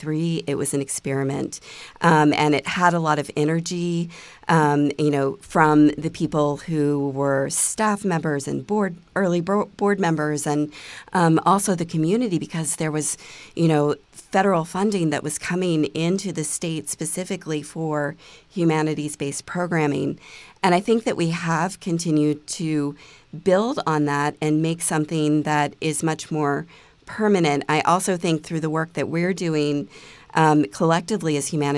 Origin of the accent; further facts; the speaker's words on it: Delaware, United States; I grew up in Delaware, my grandfather actually worked for DuPont for a number of years